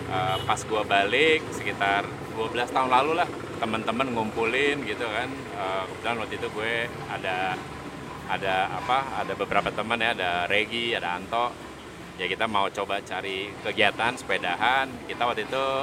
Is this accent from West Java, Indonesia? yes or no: no; Jakarta, Indonesia; Kemudian dulu gue kan uh, gede di Melawai Raya, okay. depan Blok M.